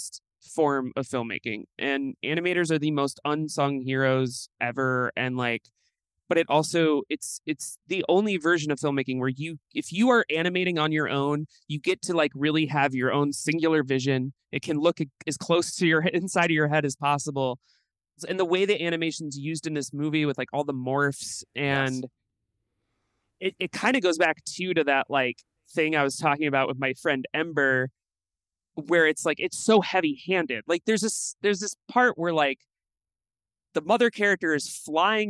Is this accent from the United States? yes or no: yes; Midwest, United States; growing up in the Midwest